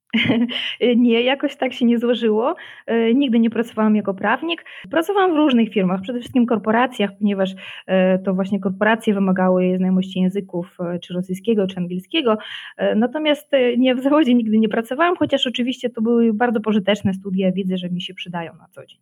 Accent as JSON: {"language": "Polish", "town": "Zaporizhzhia", "region": "Zaporizhzhia Oblast", "country": "Ukraine", "moved": "as an adult", "lives_now": "Wrocław, Poland", "said": "Przyjechałam z Zaporoża"}